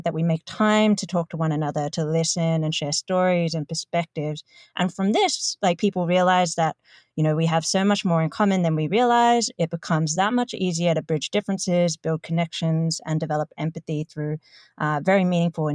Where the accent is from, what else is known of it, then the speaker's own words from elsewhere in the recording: Melbourne, Victoria, Australia; moved away as an adult; now in New York City, United States; born and raised in Melbourne